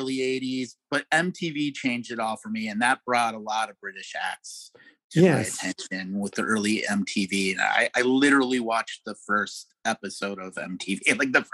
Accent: Chicago, Illinois, United States; I grew up in Chicago

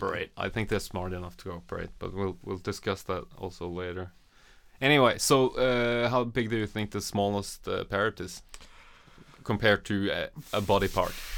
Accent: Norway; I'm from Norway

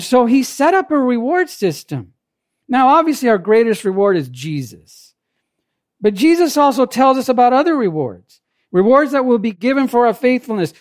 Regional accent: Jamaica; now in United States; I wasn't born in this country, I was born in Jamaica.

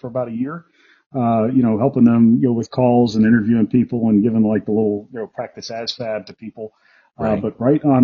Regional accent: New York City, New York, United States; moved away as an adult; also born or lived in Camp Lejeune, North Carolina / Dam Neck, Virginia; I was a kid from Brooklyn, New York.

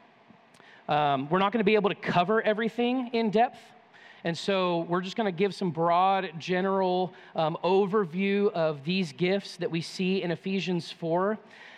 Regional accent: California, United States; moved away; I grew up in California

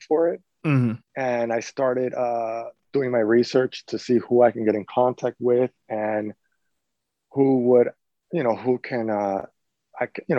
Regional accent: Chicago, Illinois, United States; now in Miami, United States; I was born in the Chicago, Illinois

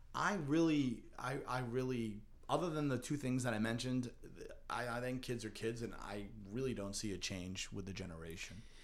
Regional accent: North Andover, Massachusetts, United States; growing up in North Andover

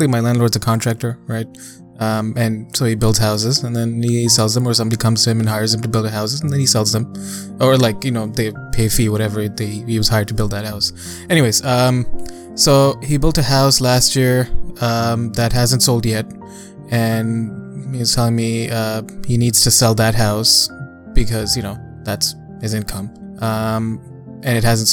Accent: Dubai, United Arab Emirates; moved away; growing up in Dubai

